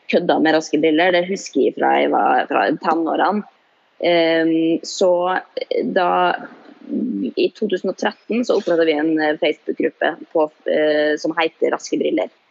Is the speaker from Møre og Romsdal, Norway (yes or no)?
yes; Molde, Møre og Romsdal, Norway; i hvert fall der jeg kommer fra, jeg kommer fra Molde, fra bygda, vært en, en greie alltid.